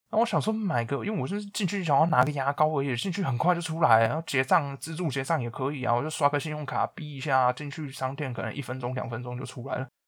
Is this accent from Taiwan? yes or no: yes; Taiwan; moved away; also born or lived in United Kingdom; 身为一个台湾人